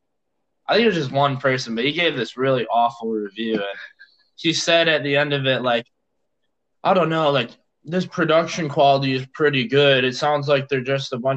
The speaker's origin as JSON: {"language": "English", "region": "Illinois", "country": "United States", "tie": "born or raised there", "also_born_or_lived": "Madison, Wisconsin", "moved": "yes", "lives_now": "Austin, United States", "said": "I grew up in Illinois and then lived in Madison for a while, and now I'm down here close to Austin, Texas."}